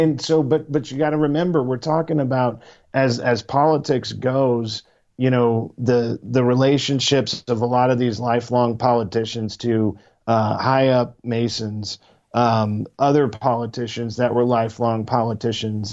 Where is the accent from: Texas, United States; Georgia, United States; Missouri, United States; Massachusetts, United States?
Missouri, United States; I am from Missouri. I live in the Show Me State.